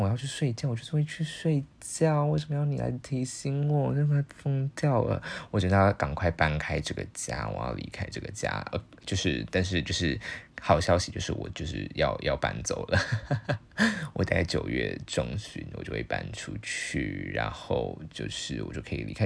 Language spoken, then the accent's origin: Chinese; Taiwan; first language Chinese; 台湾就有不止一种语言是我们的，在台湾人所使用的语言